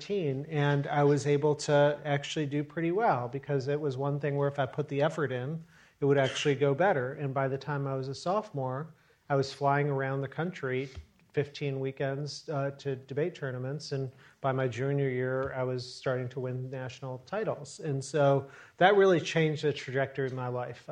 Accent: Chicago, Illinois, United States; I'm not a New Yorker. I'm a Chicago guy. And I was born in Chicago

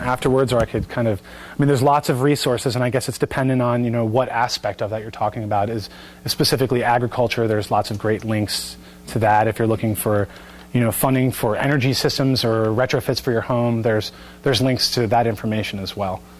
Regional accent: Bucks County, Pennsylvania, United States; Bucks County, my hometown

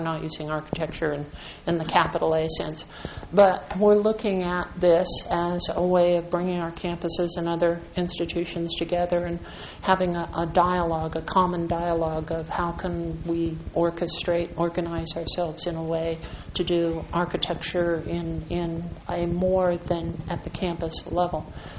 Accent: Santa Barbara, California, United States; I'm from Santa Barbara.

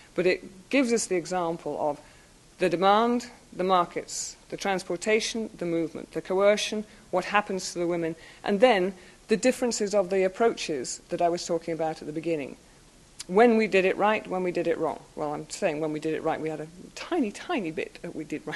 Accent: United Kingdom; being British

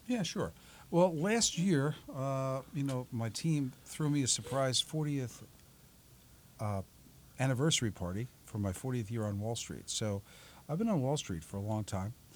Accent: New York City, New York, United States; moved away as an adult; now in South Orange, United States; I'm originally from Staten Island.

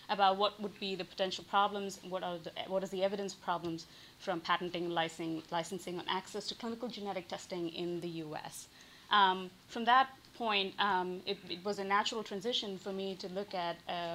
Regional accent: India; moved away as an adult; growing up in India

